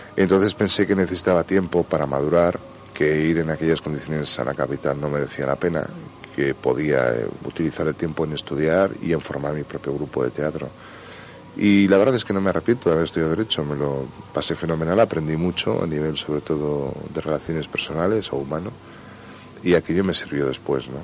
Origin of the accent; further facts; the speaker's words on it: Barakaldo, Basque Country, Spain; fueron a parar a Baracaldo, que es una industrial allí en Vizcaya. Y allí nací yo.